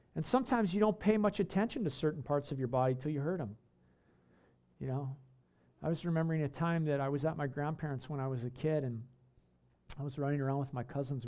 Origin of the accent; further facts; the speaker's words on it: Canada; before I'm a Canadian, I'm a Christian